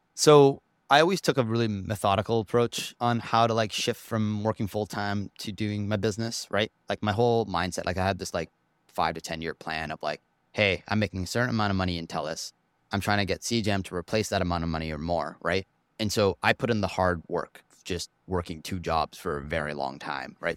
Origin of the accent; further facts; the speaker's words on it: Vancouver, British Columbia, Canada; also born or lived in Toronto; Packed my bags when I was one with the parents and moved over to Vancouver and basically lived here my whole life